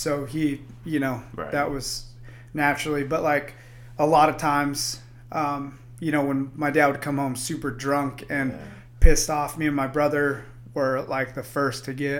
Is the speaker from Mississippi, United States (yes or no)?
no; Pearsall, Texas, United States; also born or lived in San Antonio; now in Boise, United States; And I lived in Pearsall for a majority of my life as a younger kid.